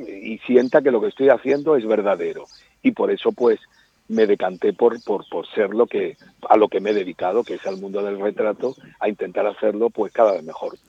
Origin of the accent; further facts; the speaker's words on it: Málaga, Andalusia, Spain; moved away as an adult; also born or lived in Antequera; now in Madrid, Spain; hasta los seis años viví en Madrid, porque mi padre trabajaba en el aeropuerto de Barajas, entonces cuando mis padres se casaron, pues se trasladaron a, vivir a Madrid. Pero los primeros seis años en Madrid, pero luego nos volvimos a Málaga